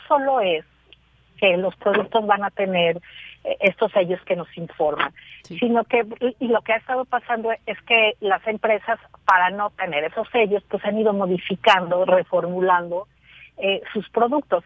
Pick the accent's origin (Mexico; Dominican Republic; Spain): Mexico